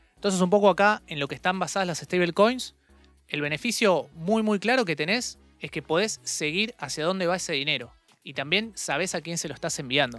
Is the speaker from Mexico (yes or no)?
no; Argentina; nosotros en la Argentina